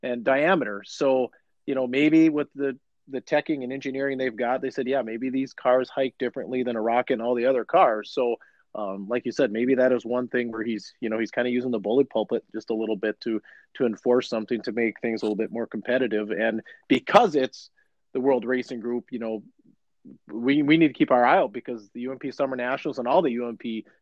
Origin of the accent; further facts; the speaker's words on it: Chisholm, United States; I was born in Chisholm, lived in Chisholm